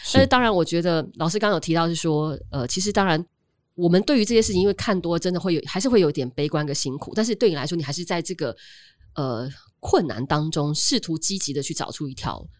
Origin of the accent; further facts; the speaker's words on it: Taiwan; 我们台湾人